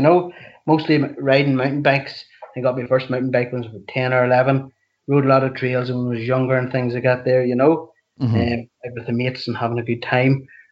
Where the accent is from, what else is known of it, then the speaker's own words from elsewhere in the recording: Fivemiletown, Northern Ireland, United Kingdom; moved away as an adult; now in Portadown, United Kingdom; I'm originally from County Tyrone and from Five Mile Town